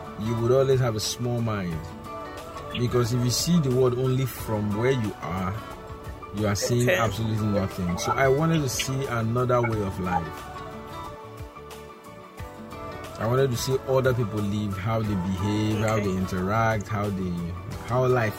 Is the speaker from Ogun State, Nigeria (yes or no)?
no; Ughelli, Delta, Nigeria; I was born in General Hospital, Ugeli. So I was born in Ugeli Delta State.